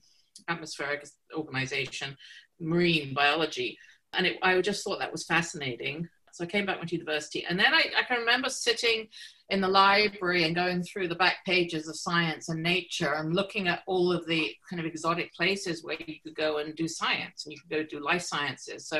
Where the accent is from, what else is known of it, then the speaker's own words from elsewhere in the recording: Stapleford, East of England, United Kingdom; now in Toronto, Canada; So I was born just outside of Cambridge, England. So I was born in a little village called Stapleford. And that's where I grew up